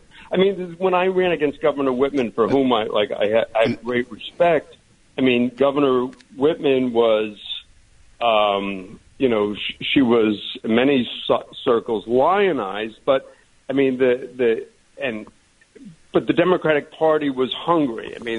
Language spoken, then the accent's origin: English; Ireland; But, you know, sort of being Irish, I had sunscreen in my eyes.